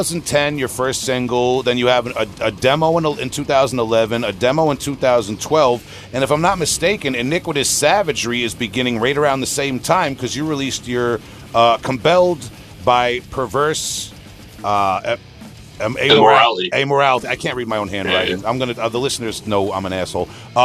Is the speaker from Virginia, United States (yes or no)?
no; Long Island, New York, United States; I'm from Long Island, New York.